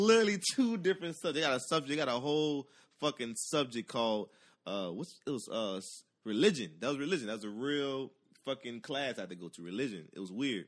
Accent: New Orleans, Louisiana, United States; I'm from Uptown, Third Ward Uptown, all day, you know what I'm saying? Magnolia Project, straight up, you know what I'm saying? Clara Street

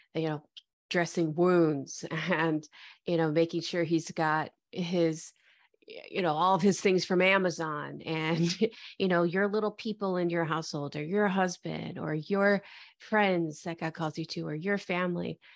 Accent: Detroit, Michigan, United States; moved away as an adult; also born or lived in Dallas, Texas; now in Austin, United States; I was born and raised in the Metro Detroit area

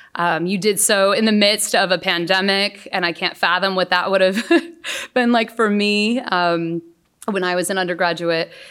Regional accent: San Antonio, Texas, United States; moved away as an adult; also born or lived in West Michigan; I grew up in San Antonio, Texas

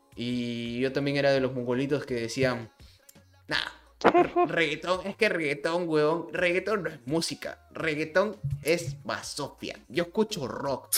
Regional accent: Peru; yo soy de Perú

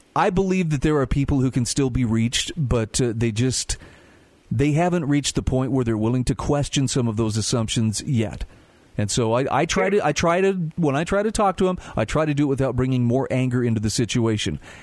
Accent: Utah, United States; my home state of Utah

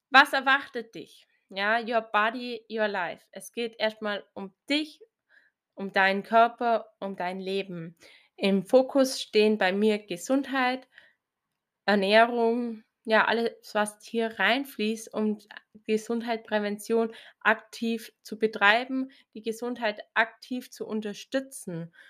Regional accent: Bavaria, Germany; Ich komme aus Bayern, so circa 60 Kilometer nördlich von Augsburg, aus also einem sehr, sehr kleinen Ort.

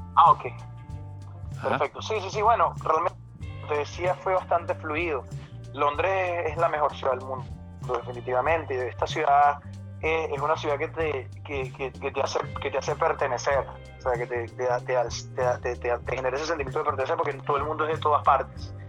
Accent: Venezuela; now in London, United Kingdom; cuando estaba creciendo en Venezuela

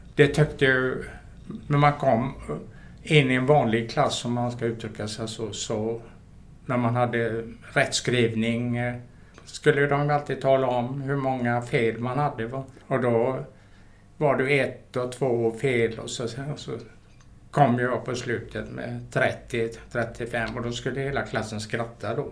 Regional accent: Gothenburg, Västra Götaland, Sweden; jag är född mitt inne i Göteborg

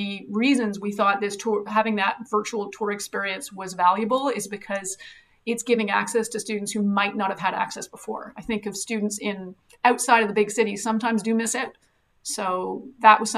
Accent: Fredericton, New Brunswick, Canada; I grew up in Fredericton

